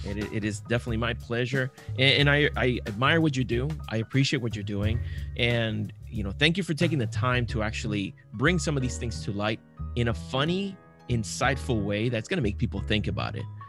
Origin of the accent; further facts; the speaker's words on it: Puerto Rico; I grew up in Puerto Rico